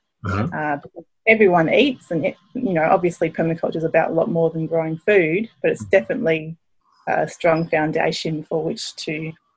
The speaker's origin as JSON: {"language": "English", "town": "Brisbane", "region": "Queensland", "country": "Australia", "tie": "born or raised there", "moved": "as an adult", "lives_now": "Tasmania, Australia", "said": "originally I come from Queensland in Brisbane, where I grew up on a city farm my dad ran"}